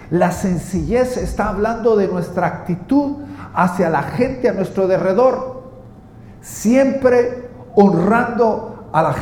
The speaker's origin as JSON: {"language": "Spanish", "country": "Guatemala", "said": "en mi tierra, Guatemala, la palabra sencillo significa el vuelto."}